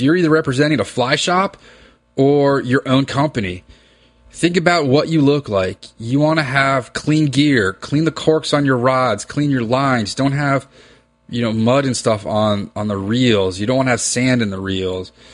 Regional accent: Reston, Virginia, United States; I grew up in Reston, Virginia

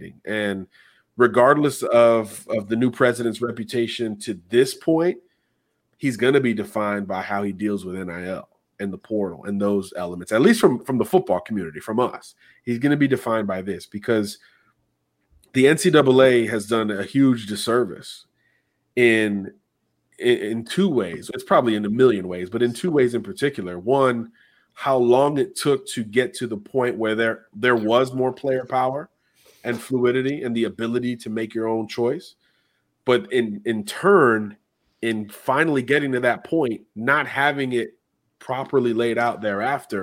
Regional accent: Miami, Florida, United States; I'm from Miami.

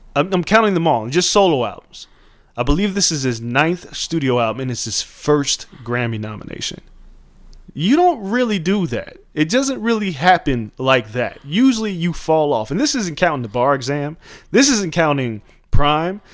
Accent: Las Vegas, Nevada, United States; growing up in Vegas in the 90s

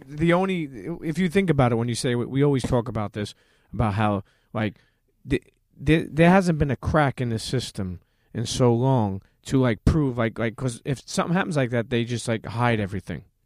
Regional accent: New York City, New York, United States; also born or lived in Bensonhurst, Brooklyn; I grew up in Coney Island.

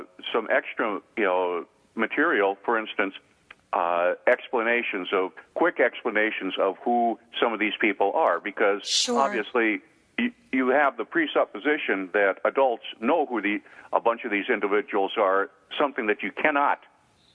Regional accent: Devils Lake, North Dakota, United States; born or raised there; moved away

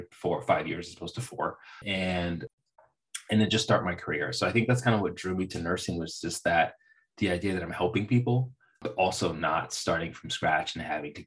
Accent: Bay Area of California, United States; also born or lived in Central Valley, California; I grew up in the Bay Area of California, and then I moved to the Central Valley for college

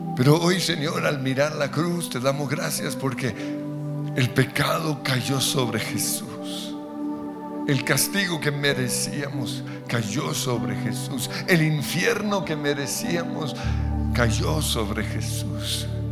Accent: Colombia; como colombianos

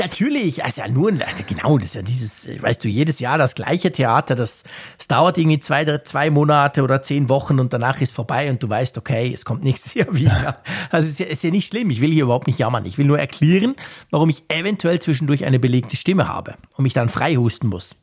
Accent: Switzerland; bei mir als Schweizer

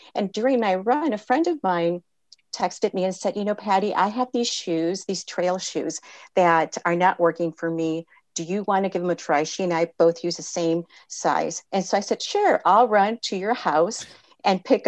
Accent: California, United States; I was born in California

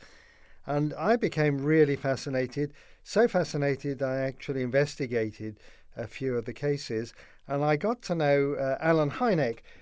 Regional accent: London, United Kingdom; moved away; I grew up in London, in the UK, in the post-war years

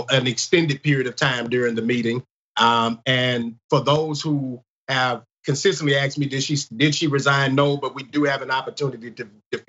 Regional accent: Baton Rouge, Louisiana, United States; I grew up in North Baton Rouge

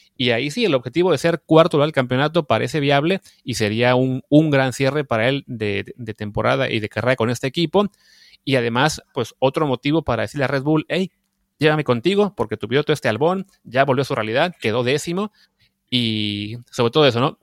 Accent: Mexico; como mexicanos

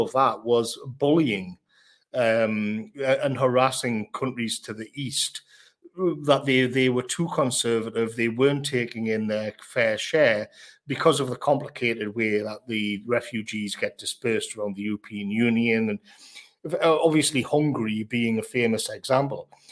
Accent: United Kingdom

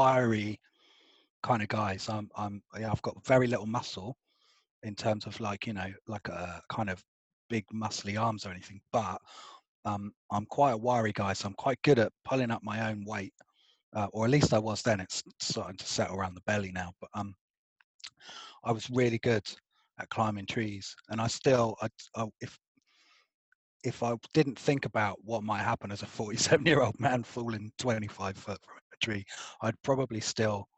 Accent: Albury, South East England, United Kingdom; accent: posh; now in London, United Kingdom; I grew up in a tied cottage next to a churchyard in a little village called Albury

